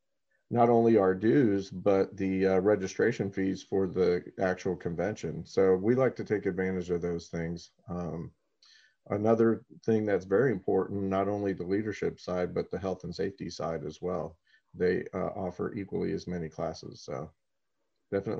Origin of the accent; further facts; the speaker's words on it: Orlando, Florida, United States; also born or lived in Frankfurt, Germany / Spain / South Carolina / Kissimmee, Florida; basically been in Florida the entire time since. Grew up here in Orlando